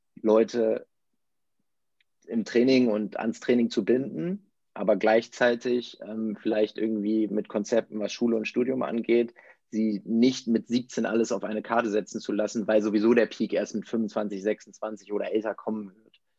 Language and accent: German; Verden, Lower Saxony, Germany; ich komme aus Pferden, das ist so ein kleiner Ort in der Nähe von Bremen, so 30.000 äh, Einwohner